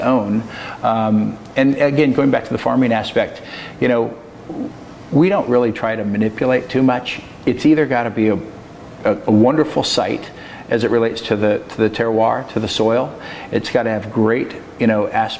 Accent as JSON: {"language": "English", "town": "Grants Pass", "region": "Oregon", "country": "United States", "tie": "born or raised there", "also_born_or_lived": "Washington / California", "lives_now": "Portland, United States", "said": "I was raised in Grants Pass, Oregon"}